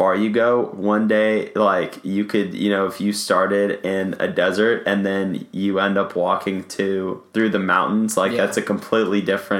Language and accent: English; Los Angeles, California, United States; Growing up in Los Angeles, I'm an ocean guy.